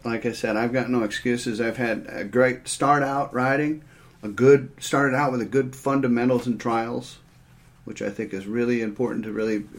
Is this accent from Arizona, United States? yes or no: yes; Phoenix, Arizona, United States; I'm the youngest of three boys. We grew up in Phoenix, Arizona, riding in the desert.